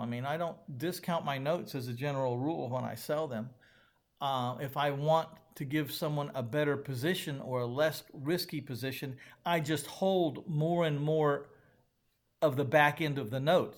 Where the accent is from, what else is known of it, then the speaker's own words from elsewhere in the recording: San Antonio, Texas, United States; my hometown of San Antonio, Texas